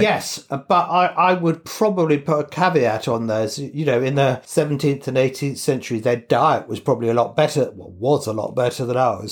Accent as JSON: {"language": "English", "region": "England", "country": "United Kingdom", "said": "I'm English"}